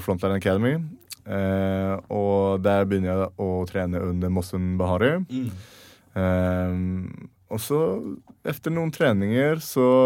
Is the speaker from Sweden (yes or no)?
yes; Sweden; moved away as an adult; now in Norway; hjemme i Sverige